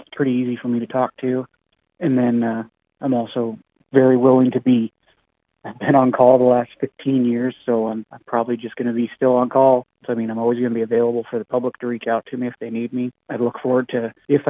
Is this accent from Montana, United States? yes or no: yes; Havre, Montana, United States; I've been born and raised in Havre, been here all my life